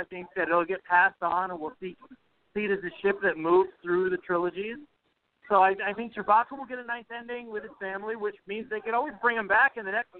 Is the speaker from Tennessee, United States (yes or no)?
no; New York City, New York, United States; moved away; also born or lived in Anaheim; from Anaheim, but I'm currently in Queens, New York. Born and raised, Queens, New York.